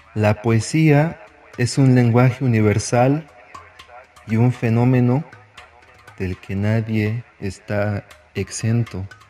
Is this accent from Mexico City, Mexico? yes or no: yes; Mexico City, Mexico; mi alma mater es la fe Aragón y el mágico barrio de la Merced